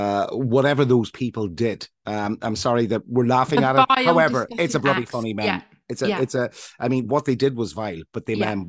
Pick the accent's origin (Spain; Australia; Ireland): Ireland; now in England, United Kingdom; I grew up in Ireland in a time when we all fought against one common cause